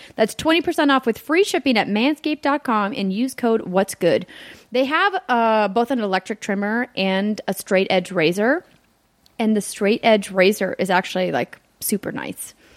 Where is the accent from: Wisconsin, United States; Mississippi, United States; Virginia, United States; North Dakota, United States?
North Dakota, United States; Fargo; moved away; my hometown of Fargo, North Dakota